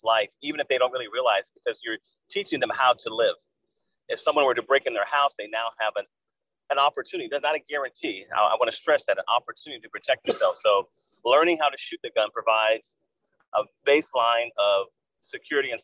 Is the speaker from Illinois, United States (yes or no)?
no; California, United States; moved away as an adult; now in Georgia, United States; I was born and raised in Blair, California, Northern Cal, 50 miles north of Clinton, San Francisco.